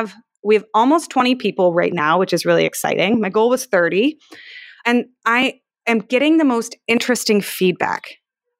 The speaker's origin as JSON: {"language": "English", "town": "Palo Alto", "region": "California", "country": "United States", "said": "I'm from Palo Alto"}